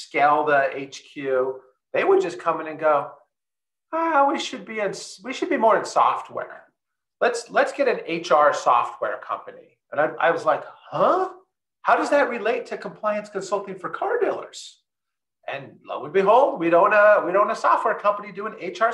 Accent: California, United States; I'm from California

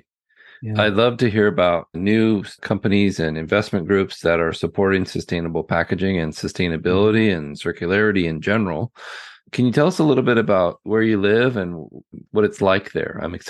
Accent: Portland, Oregon, United States; I'm from Portland, Oregon, where it rains all the time too.

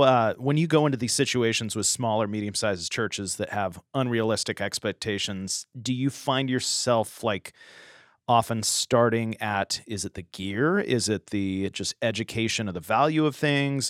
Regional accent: San Diego, California, United States; growing up in the San Diego area, Shadow Mountain Church

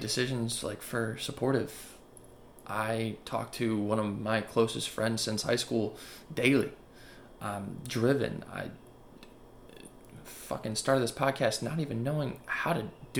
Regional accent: Buffalo, New York, United States; moved away as an adult; also born or lived in Charlotte, North Carolina; now in Baltimore, United States; I'm from Buffalo, New York, and I moved to Baltimore to go to college.

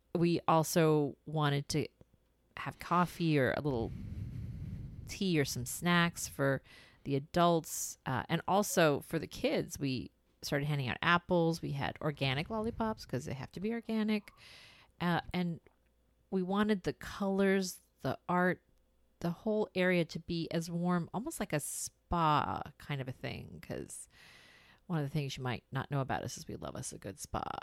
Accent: India; moved away; We're from India

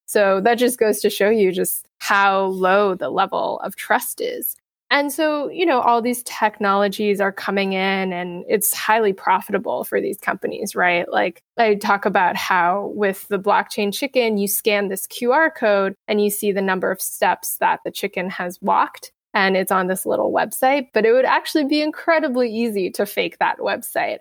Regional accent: United States; being American

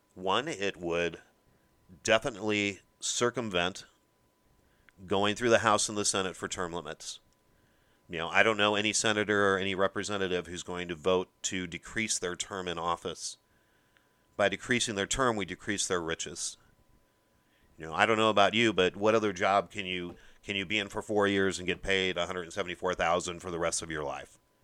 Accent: Midwest, United States; I'm from the Midwest

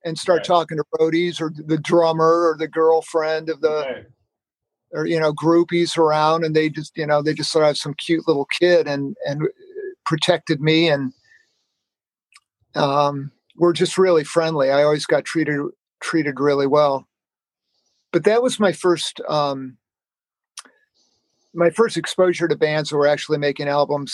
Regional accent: Sylvania, Ohio, United States; now in Cincinnati, United States; I grew up, I'm not from Cincinnati. I grew up in Sylvania, Ohio, which is a suburb of Toledo.

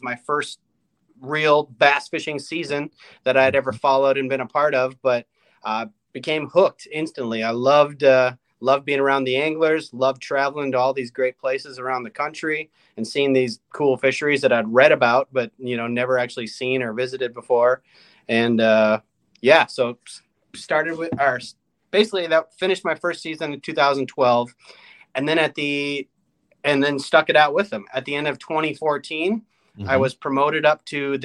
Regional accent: Mille Lacs, Minnesota, United States; growing up in Minnesota on Mille Lacs

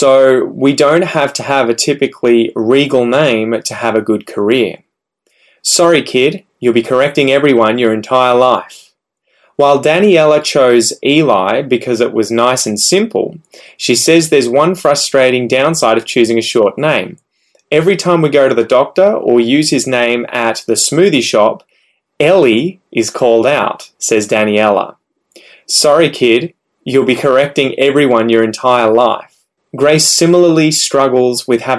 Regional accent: Australia; growing up in Australia

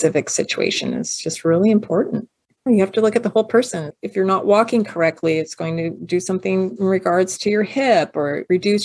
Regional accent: Pasadena, California, United States; when I was a kid, I grew up over in Pasadena

